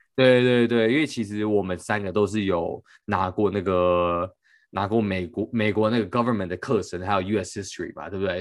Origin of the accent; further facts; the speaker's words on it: Taiwan; moved away; 有些台湾自己家乡相关的一些背景啊、文化啊